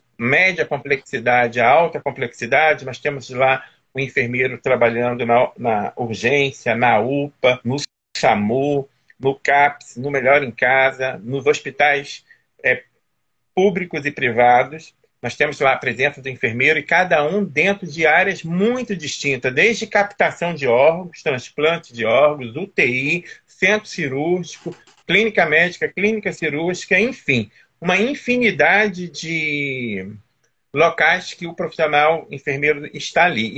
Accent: Teresópolis, Rio de Janeiro, Brazil; moved away; E eu sou aí de Teresópolis, né, natural de Teresópolis, minha família mora toda aí

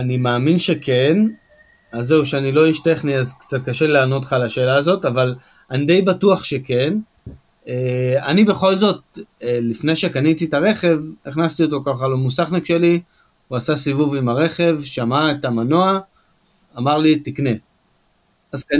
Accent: Ashkelon, Southern District, Israel; שגדלנו ביחד באשקלון

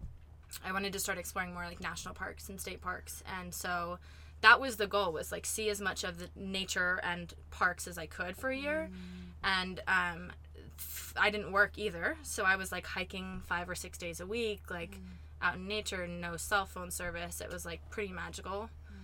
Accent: Beaverton, Oregon, United States; moved away as an adult; I'm from Beaverton, Oregon. It's a suburb outside of Portland

